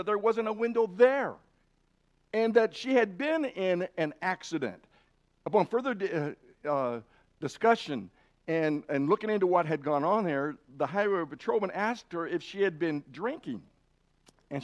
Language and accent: English; Idaho, United States; I'm from Idaho or have lived in Idaho too long